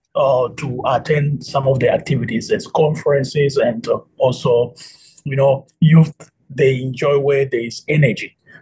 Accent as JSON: {"language": "English", "region": "Kinshasa", "country": "DR Congo", "moved": "as an adult", "lives_now": "Washington, D.C., United States", "said": "I'm from the Democratic Republic of Congo in Kinshasa."}